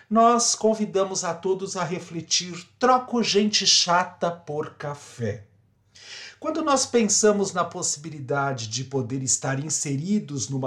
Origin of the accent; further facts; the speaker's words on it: São Paulo, Brazil; now in Sorocaba, Brazil; Eu sou paulista, paulistano da Gema, mas de uma certa forma resolvi viver no interior.